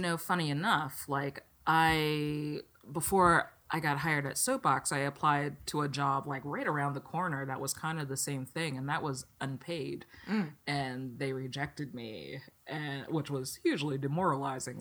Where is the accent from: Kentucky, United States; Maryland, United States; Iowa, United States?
Maryland, United States; Pasadena; moved away as an adult; also born or lived in Philadelphia; now in Los Angeles, United States; growing up in Maryland